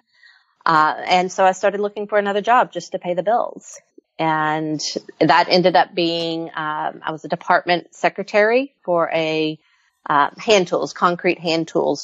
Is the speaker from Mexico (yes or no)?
no; Fayetteville, United States; I moved back to my hometown of Fayetteville